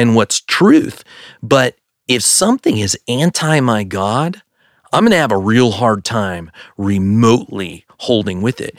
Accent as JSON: {"language": "English", "region": "Pennsylvania", "country": "United States", "said": "we come from Pennsylvania"}